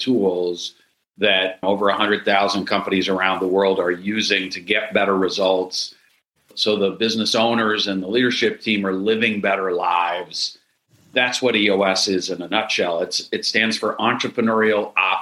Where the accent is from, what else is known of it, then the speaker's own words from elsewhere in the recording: Minneapolis, Minnesota, United States; I am from Minneapolis